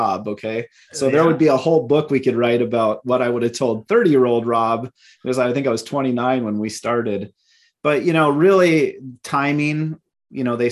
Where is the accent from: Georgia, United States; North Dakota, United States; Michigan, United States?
North Dakota, United States; Minot; moved away as an adult; now in Minneapolis, United States; out of Minot, my hometown, to Minneapolis.